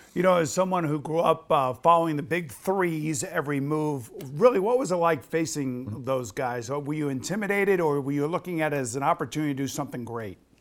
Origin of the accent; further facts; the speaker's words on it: New York, United States; I am a New Yorker